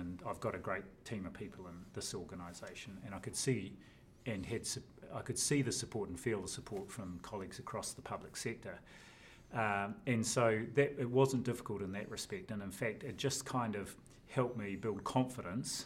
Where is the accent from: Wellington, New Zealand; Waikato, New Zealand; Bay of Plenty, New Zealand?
Wellington, New Zealand; Tawa; also born or lived in Napier, Hawke's Bay / Auckland; First 6 years of my life in Marae Nui, Napier. Then shifted to Tawa